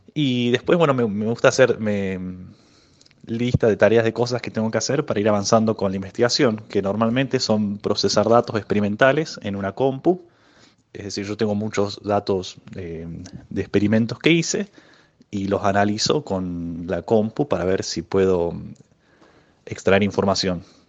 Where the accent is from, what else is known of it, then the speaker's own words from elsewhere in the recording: Córdoba, Argentina; now in Bariloche, Argentina; Yo nací en Córdoba capital, pero ahora estoy viviendo en Bariloche